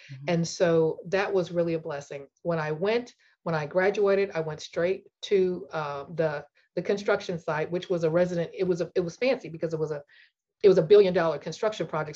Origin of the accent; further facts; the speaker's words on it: St. Louis, Missouri, United States; moved away as an adult; also born or lived in Texas; I grew up in St. Louis